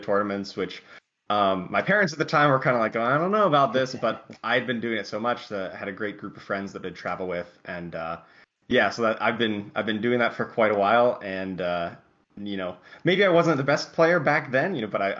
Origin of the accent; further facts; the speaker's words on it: Pittsburgh, Pennsylvania, United States; in Pittsburgh in my hometown